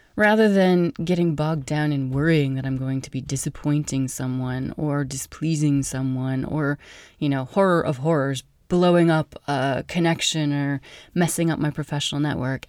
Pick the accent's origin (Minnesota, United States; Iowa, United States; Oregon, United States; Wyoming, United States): Wyoming, United States; I'm from Wyoming